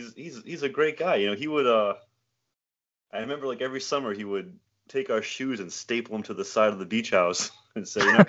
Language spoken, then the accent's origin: English; Matunuck, Rhode Island, United States; Yeah, Matunuck, Rhode Island.